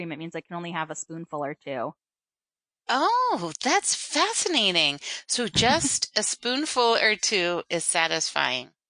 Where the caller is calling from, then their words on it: Philadelphia, Pennsylvania, United States; I'm in uh, Philadelphia.